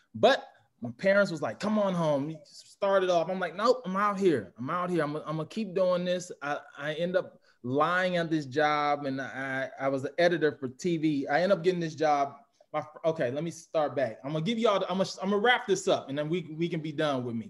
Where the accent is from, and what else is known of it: St. Louis, Missouri, United States; born or raised there; moved away